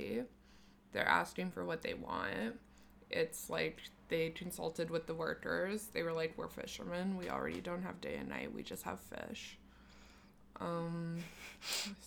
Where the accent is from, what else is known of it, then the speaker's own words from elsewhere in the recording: Canada; I'm Canadian.